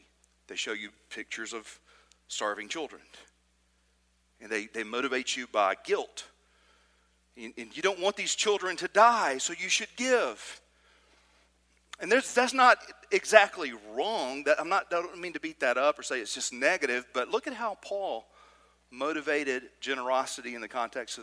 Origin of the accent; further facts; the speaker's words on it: Trinity, Alabama, United States; I grew up in Trinity, Alabama, just outside of Decatur